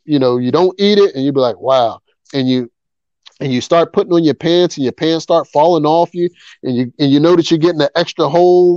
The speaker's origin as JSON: {"language": "English", "town": "Philadelphia", "region": "Pennsylvania", "country": "United States", "said": "I'm from Philly"}